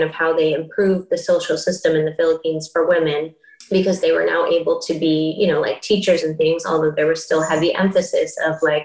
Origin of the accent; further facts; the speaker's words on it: Bay Area, California, United States; we grew up in the Bay Area here